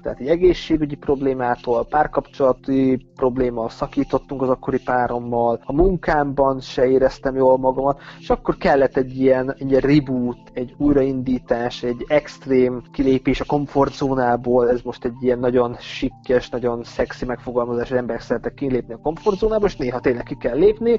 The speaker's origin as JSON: {"language": "Hungarian", "town": "Mezőkövesd", "region": "Borsod-Abaúj-Zemplén", "country": "Hungary", "tie": "born or raised there", "moved": "as an adult", "lives_now": "Vienna, Austria", "said": "én mezőkövesten születtem, az a Matyúság, a Matyú földnek az egyik városa"}